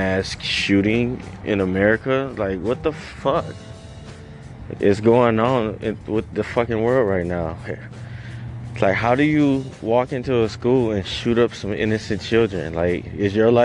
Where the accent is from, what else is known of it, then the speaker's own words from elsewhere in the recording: Detroit, Michigan, United States; I grew up in Detroit. So, I grew up in the hood